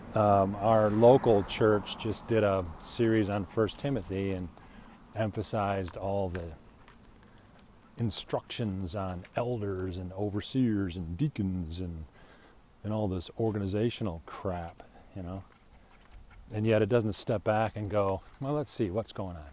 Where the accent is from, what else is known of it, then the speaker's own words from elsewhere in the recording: Illinois, United States; also born or lived in Minnesota; now in Arizona, United States; I'm an Illinois Yankee